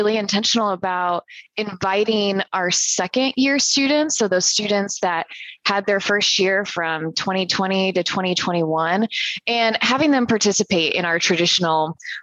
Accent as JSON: {"language": "English", "region": "Central Illinois", "country": "United States", "tie": "born or raised there", "said": "born and raised in Central Illinois"}